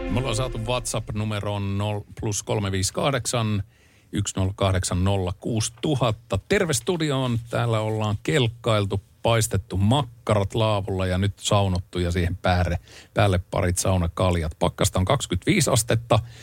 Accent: Ylivieska, North Ostrobothnia, Finland; moved away; Sieltä mä oon lähtöisin

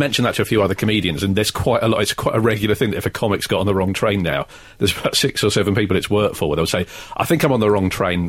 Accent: Australia; now in London, United Kingdom; as an Australian in London.

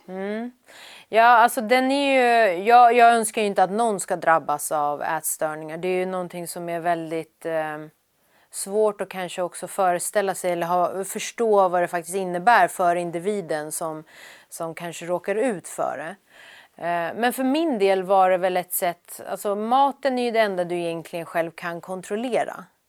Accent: Sweden; also born or lived in Iran; jag var ju så, så pass liten när vi kom till Sverige, så Sverige är ju mitt hemland

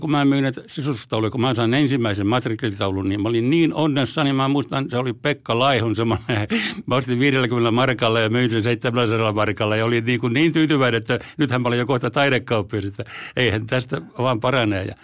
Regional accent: Häme, Finland; vaikka mä olen hämäläinen, niin mä tykkään semmoista nopeasta ja aggressiivisesta touhusta.

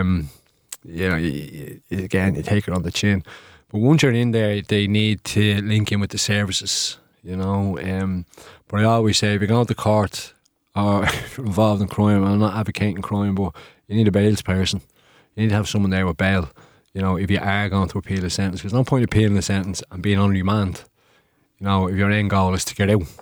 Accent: Dublin, Leinster, Ireland; northeast in our city, which, uh, my family and I are originally from

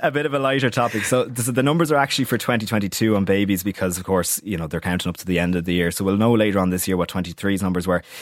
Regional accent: Wicklow, Leinster, Ireland; To my hometown, to Wicklow

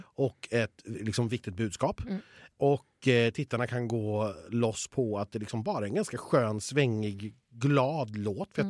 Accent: Borås, Västra Götaland, Sweden; jag kommer från Borås

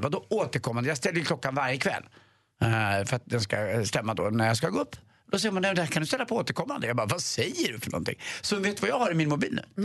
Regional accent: Stockholm, Stockholm County, Sweden; Vi läser Svenska Dagbladet hemma på Östermalm

